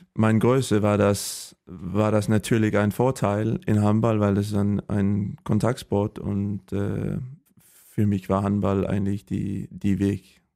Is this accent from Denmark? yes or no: yes; Holstebro, Central Denmark Region, Denmark; German is a second language; moved away as an adult; also born or lived in Sønderjylland; now in Germany; ich bin äh, geboren in, äh, in Holstebro in Dänemark. Das ist am ähm, die, ähm, die Westseite und äh, ja auf dem Land, nicht in der Stadt